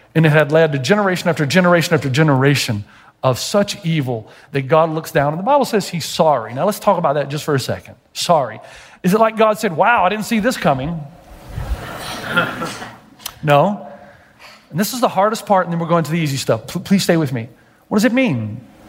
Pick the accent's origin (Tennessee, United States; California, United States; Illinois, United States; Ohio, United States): Tennessee, United States; I'm from Tennessee.